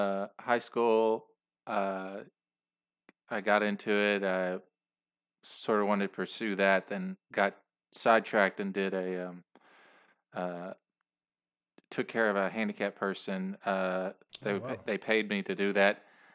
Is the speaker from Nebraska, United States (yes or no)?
no; Louisville, Kentucky, United States; I live in Louisville, Kentucky, and I'm from there. Okay. Originally from there.